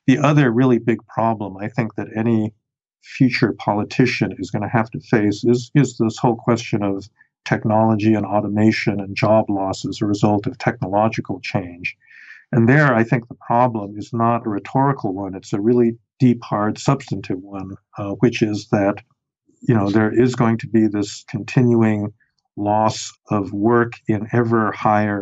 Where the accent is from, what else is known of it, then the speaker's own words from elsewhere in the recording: New York City, New York, United States; also born or lived in Chicago; I grew up in New York City